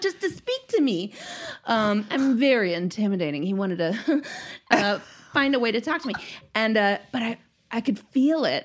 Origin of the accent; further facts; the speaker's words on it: Minnesota, United States; I'm too Minnesotan